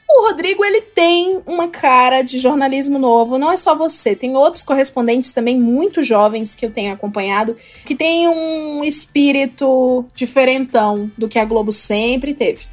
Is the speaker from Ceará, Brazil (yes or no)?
yes; Ceará, Brazil; moved away; Eu sou do estado do Ceará